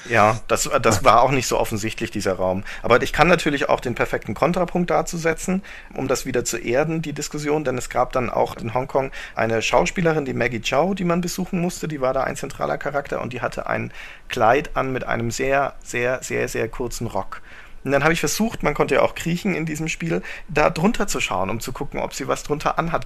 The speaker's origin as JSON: {"language": "German", "country": "Germany", "said": "als Deutscher"}